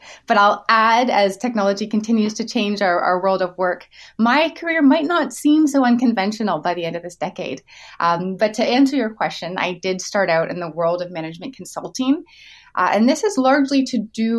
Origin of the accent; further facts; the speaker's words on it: Canada; as a Canadian would